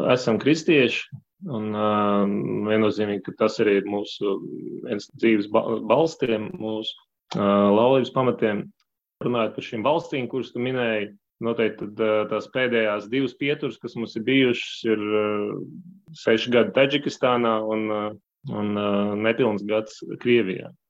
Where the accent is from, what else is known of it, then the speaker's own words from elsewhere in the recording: Valmiera, Vidzeme, Latvia; moved away as an adult; also born or lived in Spain / France / Russia; now in Belgium; Es esmu dzimis Valmierā. Nu jā, arī liela daļa laika pavadījis Valmierā.